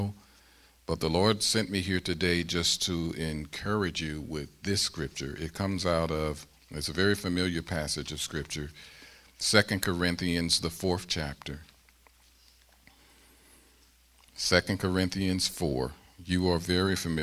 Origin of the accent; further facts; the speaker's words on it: St. Louis, Missouri, United States; moved away as an adult; now in Harrisburg, United States; I come from St. Louis, where it's 2.5 million.